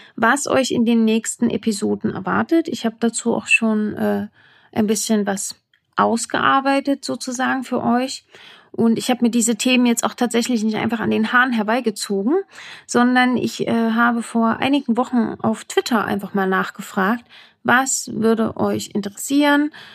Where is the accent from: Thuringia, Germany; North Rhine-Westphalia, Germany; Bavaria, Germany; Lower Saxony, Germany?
Thuringia, Germany; Saalfeld; accent: Saalfeld dialect; moved away as an adult; now in Berlin, Germany; ursprünglich komme ich aus Thüringen, dem grünen Herzen Deutschlands. Um genau zu sein, aus Saalfeld